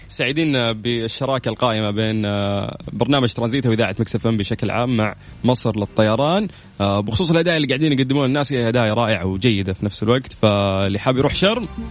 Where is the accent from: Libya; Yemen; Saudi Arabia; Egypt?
Saudi Arabia; انا كشاب سعودي